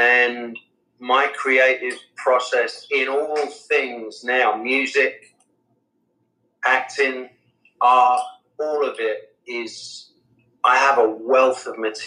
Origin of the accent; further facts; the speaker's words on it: England, United Kingdom; I'm English.